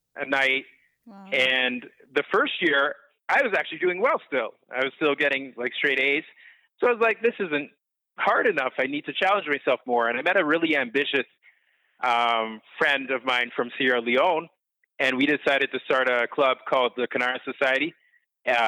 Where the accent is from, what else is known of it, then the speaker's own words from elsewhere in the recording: Pickering, Ontario, Canada; growing up in Pickering, my dad came here on scholarships from Antigua